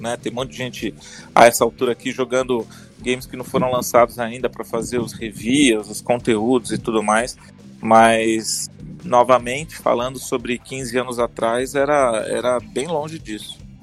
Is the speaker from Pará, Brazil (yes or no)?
no; Bauru, São Paulo, Brazil; moved away as an adult; Eu, eu nasci em Bauru, passei minha vida lá até a faculdade